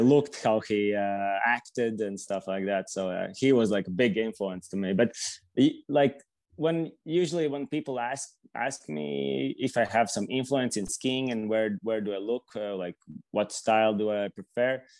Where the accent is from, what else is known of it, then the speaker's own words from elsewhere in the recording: Riga, Latvia; also born or lived in Latgale; I'm from uh, Riga, which is the capital city. I, am born here and uh, basically like spend my whole life here